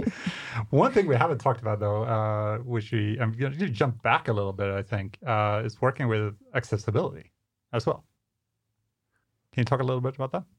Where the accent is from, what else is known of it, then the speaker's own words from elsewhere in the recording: Skåne, Sweden; Coming from this part of, of Sweden